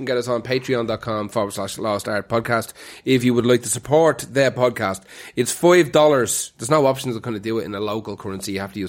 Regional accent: Ireland

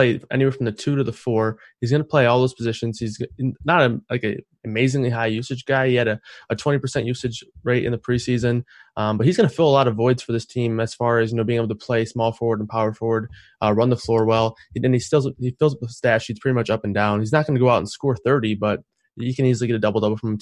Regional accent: Michigan, United States; I'm from Michigan

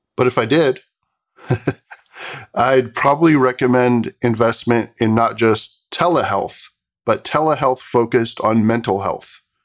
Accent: Bay Area, California, United States; something I grew up with in the Bay Area

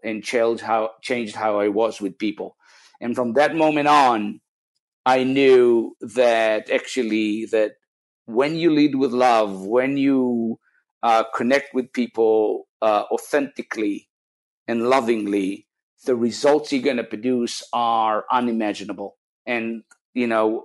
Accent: Israel; moved away; I'm come from Israel originally

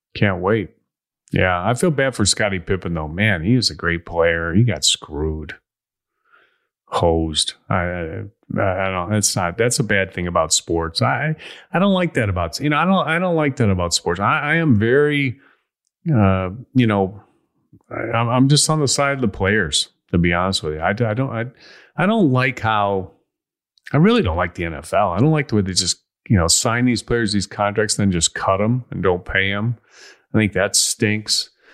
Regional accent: Chicago, Illinois, United States; I am from Chicago

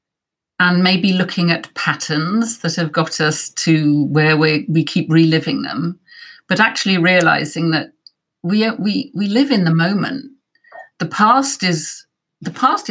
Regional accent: Wales, United Kingdom; I'm from Wales and it was on our curriculum

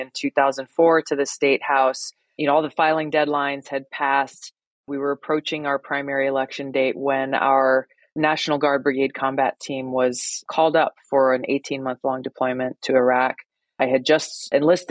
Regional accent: Hawaii, United States; growing up in Hawaii, as you can imagine, it's a beautiful place. And I grew up surfing and swimming and hiking

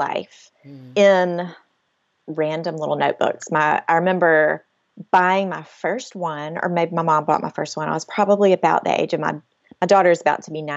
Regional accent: Mobile, Alabama, United States; now in Homewood, United States; I'm from Mobile, which is way down, you know, on the water. So hurricanes are a regular part of life

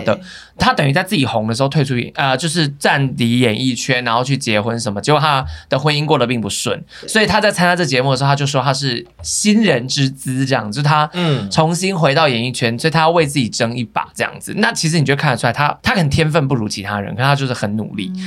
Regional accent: Taiwan; 你看我们台湾人很对阿雅很多印象是停留在

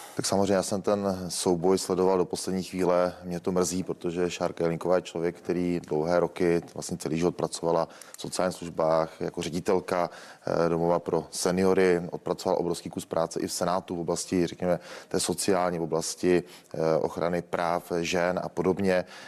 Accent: Kokory, Olomouc Region, Czechia; u nás v Roketnici nebo v Kokorách řeší obec, ze které pocházím

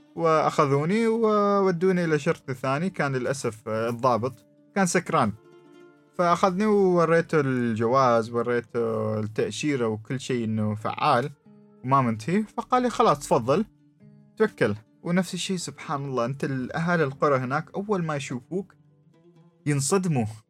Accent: Oman; أنا من عمان وأنا مسلم

